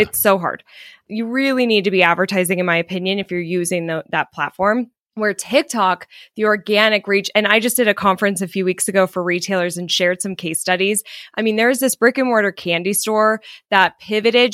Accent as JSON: {"language": "English", "region": "Colorado", "country": "United States", "also_born_or_lived": "California", "moved": "as an adult", "said": "originally I'm from Colorado, but twelve years ago, I moved to California"}